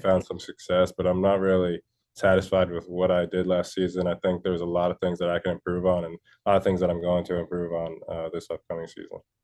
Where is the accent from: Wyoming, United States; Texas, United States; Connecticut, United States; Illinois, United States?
Connecticut, United States; I'm from Connecticut. I've been here, uh, twenty-one years now. So I'm, I'm homegrown. This is my home state